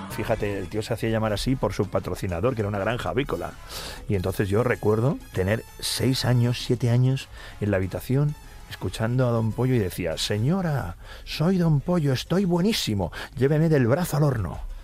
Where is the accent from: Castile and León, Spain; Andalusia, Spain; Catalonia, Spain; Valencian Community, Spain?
Catalonia, Spain; Cornellà de Llobregat; moved away as an adult; also born or lived in Barcelona; now in Madrid, Spain; Y desde muy pequeñito, eso sí, me crié en Cornellá